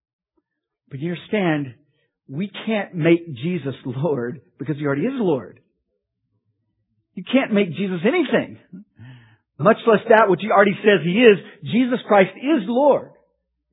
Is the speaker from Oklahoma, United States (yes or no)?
yes; Oklahoma, United States; I grew up in Oklahoma